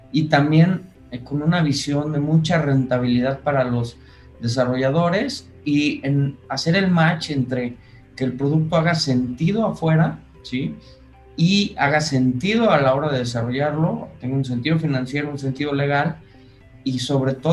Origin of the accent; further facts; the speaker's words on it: Monterrey, Nuevo León, Mexico; Somos regios, la empresa es regia.